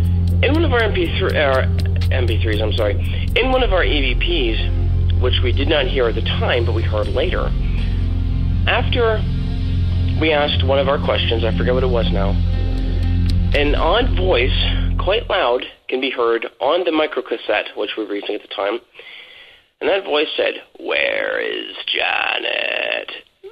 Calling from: Central Pennsylvania, United States; I am calling from Central Pennsylvania

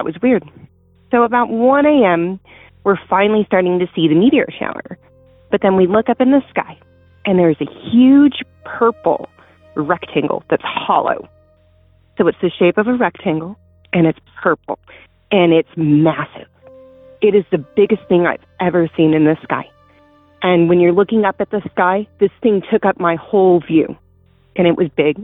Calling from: Tuolumne County, California, United States; I'm calling from Tuolumne County in California. Actually, I live in the same woods

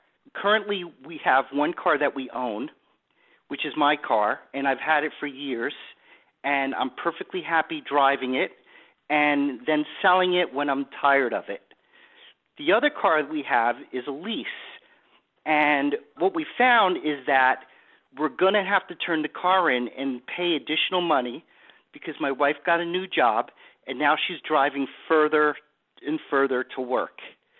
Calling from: Boca Raton, Florida, United States; I'm calling from Boca Raton, Florida.

